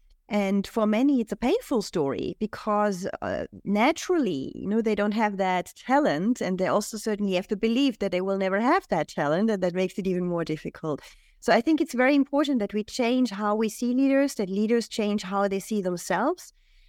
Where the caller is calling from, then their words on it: Switzerland; So, yeah, I'm joining you from Switzerland today.